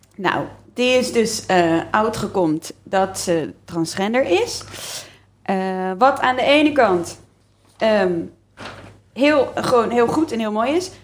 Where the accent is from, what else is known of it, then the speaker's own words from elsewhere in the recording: Leiden, South Holland, Netherlands; in Leiden